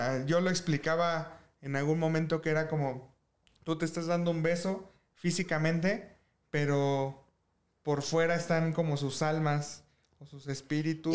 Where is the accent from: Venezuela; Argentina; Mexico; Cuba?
Mexico; como mexicano